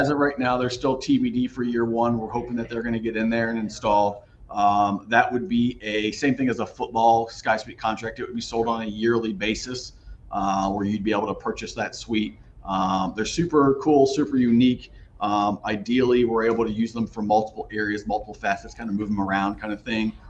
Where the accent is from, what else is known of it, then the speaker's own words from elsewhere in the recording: Columbus, Ohio, United States; moved away; I grew up in Columbus, Ohio, just outside of Columbus, Ohio